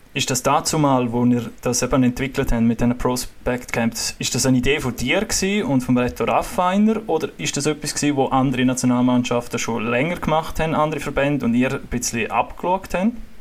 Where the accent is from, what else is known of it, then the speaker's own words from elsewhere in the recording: Graubünden, Switzerland; als Bündner